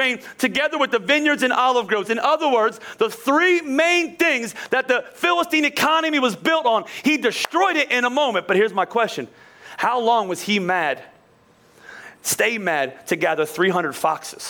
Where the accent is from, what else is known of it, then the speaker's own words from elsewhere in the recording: Philadelphia, Pennsylvania, United States; I'm from Philly. I'm Italian